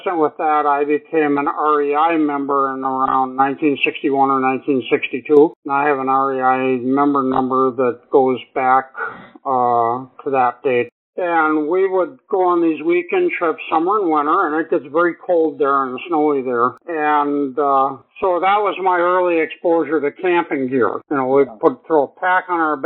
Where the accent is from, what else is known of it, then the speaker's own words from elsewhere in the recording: Milwaukee, Wisconsin, United States; I grew up in Milwaukee, Wisconsin, in an urban environment